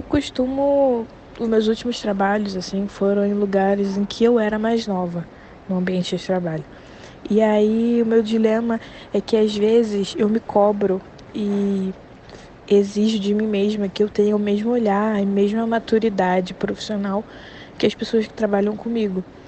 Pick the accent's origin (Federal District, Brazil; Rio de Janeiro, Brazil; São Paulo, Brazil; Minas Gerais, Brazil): Rio de Janeiro, Brazil; sou do Rio de Janeiro e trabalho aqui na equipe do digital do Fantástico